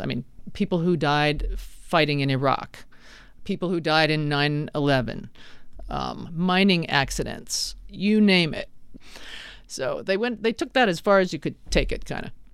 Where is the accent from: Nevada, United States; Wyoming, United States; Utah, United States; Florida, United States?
Wyoming, United States; Laramie; now in Arizona, United States; my old English professor in my hometown at the University of Wyoming